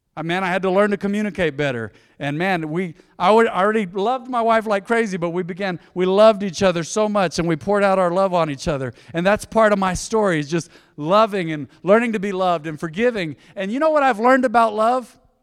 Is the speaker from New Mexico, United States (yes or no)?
yes; Española, New Mexico, United States; I was born in Española, New Mexico